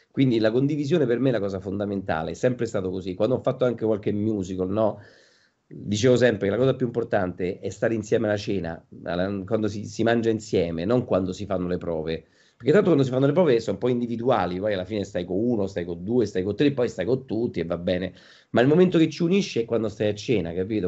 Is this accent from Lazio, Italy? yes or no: yes; Rome, Lazio, Italy; io ah. sono romano